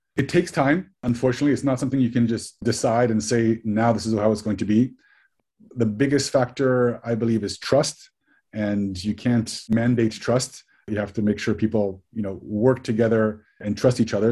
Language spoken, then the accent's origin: English; Switzerland; moved away as an adult; also born or lived in United States; I grew up in Switzerland. I'm, I'm Swiss and American. Went to the US for, for university